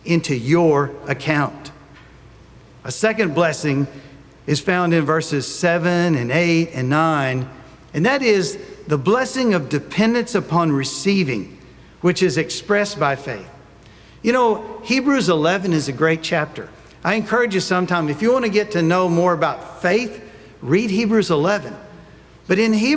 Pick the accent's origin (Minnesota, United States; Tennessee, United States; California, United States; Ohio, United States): Tennessee, United States; now in Columbus, United States; I'm from Tennessee